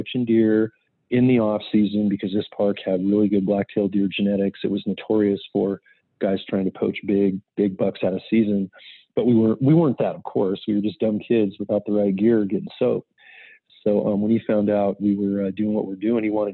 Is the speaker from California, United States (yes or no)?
yes; California, United States; moved away as an adult; now in Montana, United States; still spent a lot of time in California, obviously, as my home state